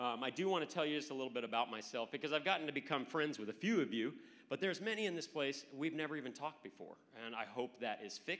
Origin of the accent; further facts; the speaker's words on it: Arizona, United States; moved away as an adult; also born or lived in Tennessee / Italy; now in Huntsville, United States; But we're from Arizona. I was born and raised in Arizona. Went to college north of Chattanooga, so spent a little bit of time out in the south.